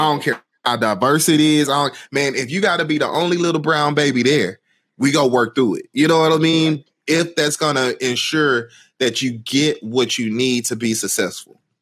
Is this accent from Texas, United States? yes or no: yes; Houston, Texas, United States; growing up in Houston and in, in Houston Independent School District